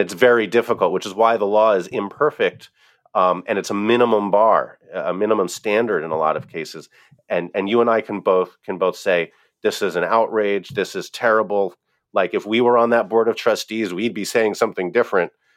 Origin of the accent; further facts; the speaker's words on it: Pennsylvania, United States; my home state of Pennsylvania